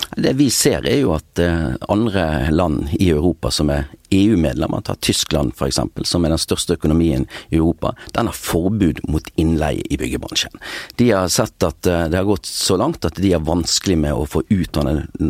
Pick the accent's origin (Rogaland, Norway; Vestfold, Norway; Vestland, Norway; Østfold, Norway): Vestland, Norway; Bergen; Og jeg har også bosatt meg ikke mer enn ja, fem minutter å gå fra der jeg vokste opp den dag i dag